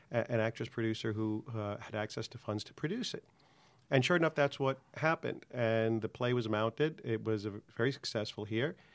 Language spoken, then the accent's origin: English; Long Island, New York, United States; moved away as an adult; I'm from New York, product of, uh, working class Long Island, public school education